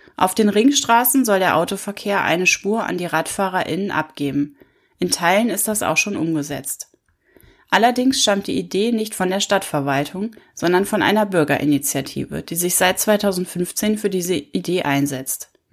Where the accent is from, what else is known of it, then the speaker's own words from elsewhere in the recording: Rhineland, Germany; Als gebürtige Rheinländerin